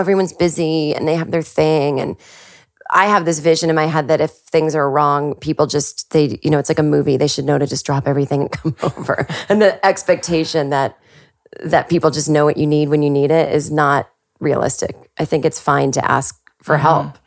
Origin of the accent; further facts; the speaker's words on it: Massachusetts, United States; moved away as an adult; also born or lived in New York; now in Los Angeles, United States; I, I did go okay. back to Massachusetts